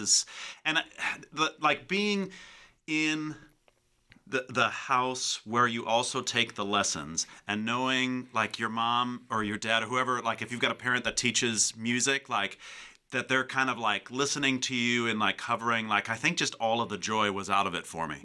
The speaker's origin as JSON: {"language": "English", "town": "Calumet City", "region": "Illinois", "country": "United States", "tie": "born or raised there", "also_born_or_lived": "Lake Bluff, Illinois / Chicago", "said": "So I grew up in Calumet City"}